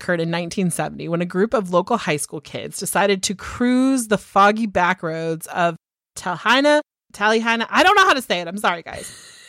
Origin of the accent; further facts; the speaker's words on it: California, United States; I'm from California, okay?